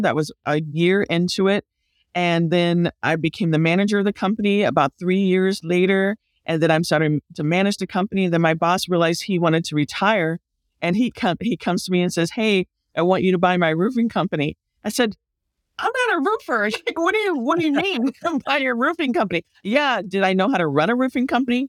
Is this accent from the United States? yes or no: yes; Lake County, California, United States; also born or lived in Bay Area, California; I grew up in the country